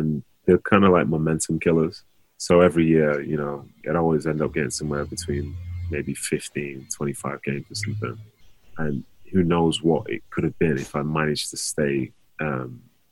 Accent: Manchester, North West England, United Kingdom; play for my hometown club

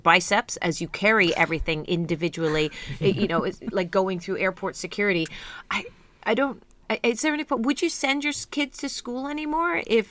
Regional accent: United Kingdom; we're uptight and we're British

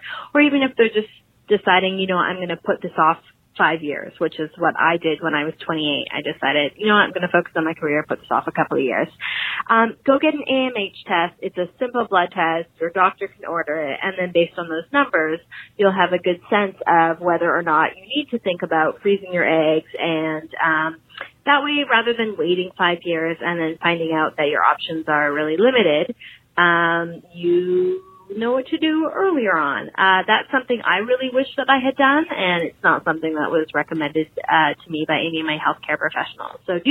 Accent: Vancouver, British Columbia, Canada; I'm from Vancouver in Canada

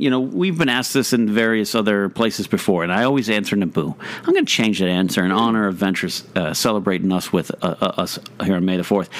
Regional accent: Pismo Beach, California, United States; I grew up in Pismo Beach, California, so I could see the ocean from my house.

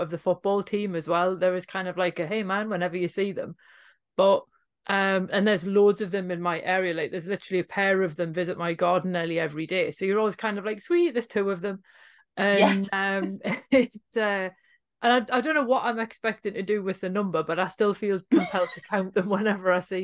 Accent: Newcastle upon Tyne, North East England, United Kingdom; if you're a Geordie, that you don't feel like you're home until you've crossed back over the Tyne again

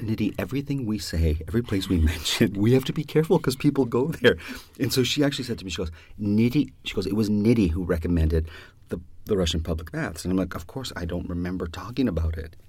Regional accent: Canada; our country is bilingual

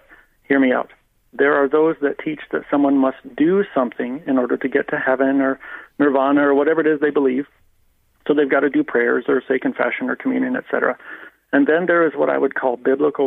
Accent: United States; moved away as an adult; now in Ireland; I grew up in the Baptist Church in America

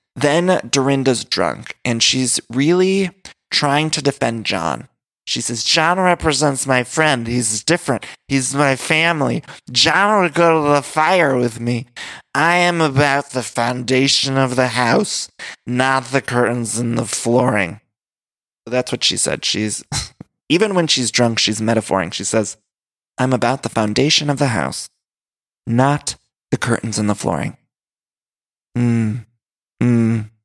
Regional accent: Midwest, United States; also born or lived in California; now in Los Angeles, United States

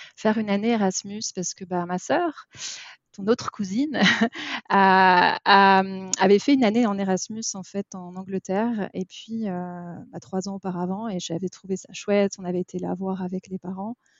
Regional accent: Paris, Île-de-France, France; j'ai grandi, euh, j'ai grandi à Paris

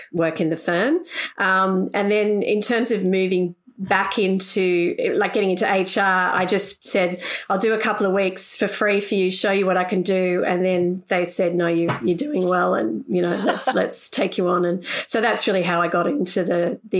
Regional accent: Sydney, New South Wales, Australia; I grew up on the North Shore of Sydney

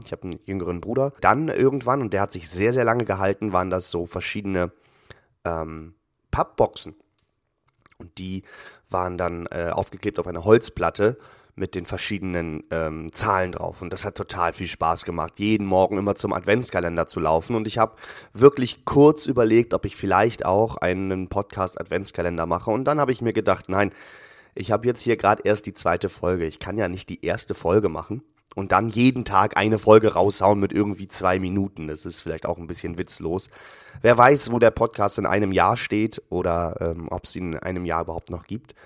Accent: Northern Germany, Germany; bei uns in Norddeutschland

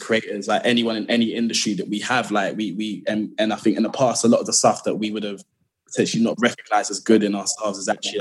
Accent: London, United Kingdom; I'm from, like, as all of us are, I think, from South London. Born and raised in Lewisham.

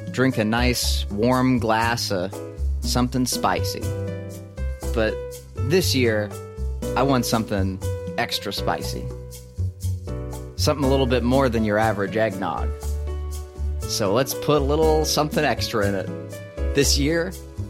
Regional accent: United States; me being an American

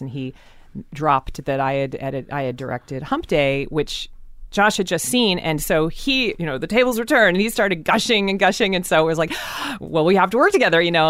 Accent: Seattle, Washington, United States; most of Seattle is very, very white

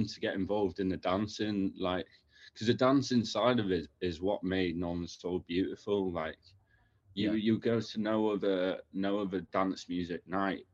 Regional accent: the North, the north of England, United Kingdom; now in London, United Kingdom; obviously I'm from the North

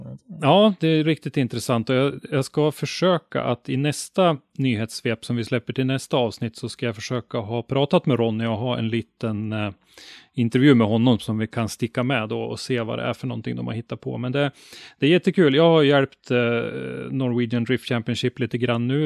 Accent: Ånge, Västernorrland County, Sweden; now in Sundsvall, Sweden; hemma i Ånge där jag bodde då, hade vi en motorklubb

